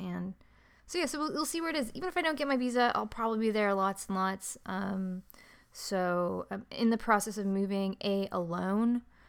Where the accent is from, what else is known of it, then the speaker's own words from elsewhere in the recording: San Diego, California, United States; also born or lived in Toronto; Because I grew up in San Diego. I grew up near Carmel Valley, Del Mar Heights area.